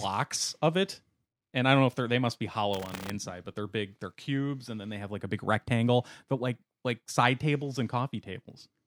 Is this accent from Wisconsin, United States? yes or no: yes; Wisconsin, United States; I'm from Wisconsin, where we have a city called lacrosse